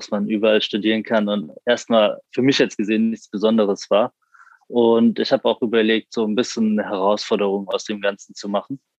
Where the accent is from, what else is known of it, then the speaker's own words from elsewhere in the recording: Frankfurt am Main, Hesse, Germany; born there; ich bin 21 noch. ja, ich studiere BWL an der WWU und komme gebürtig aus Frankfurt am Main. Also bin Sachsenhäusener, falls das jemand was sagt.